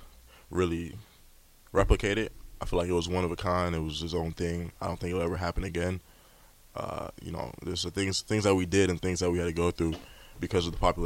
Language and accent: English; Long Beach, California, United States; So I was born and raised in Long Beach.